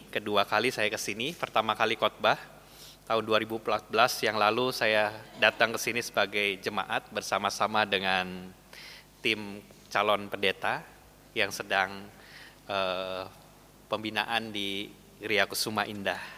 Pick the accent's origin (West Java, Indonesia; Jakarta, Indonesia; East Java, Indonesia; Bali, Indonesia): West Java, Indonesia; Bandung; accent: Sundanese; now in Surabaya, Indonesia; Saya asli orang Bandung, ngomongnya logat Sunda begini ya Bapak Ibu. Dan ya beberapa kesulitan. Yang pertama soal uh, ya cuaca yang jelas berbeda gitu ya, jauh lebih panas di Surabaya.